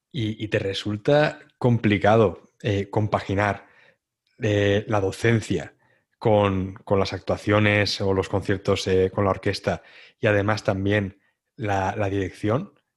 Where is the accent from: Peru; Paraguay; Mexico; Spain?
Spain; Santa Pola, Valencian Community; de donde soy, de Santa Pola